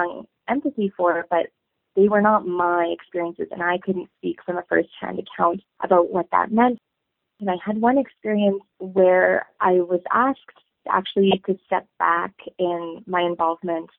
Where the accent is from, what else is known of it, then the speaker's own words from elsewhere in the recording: Toronto, Ontario, Canada; moved away as an adult; now in Saskatoon, Canada; I come from Toronto, and I come from a very culturally rich upbringing in an urban center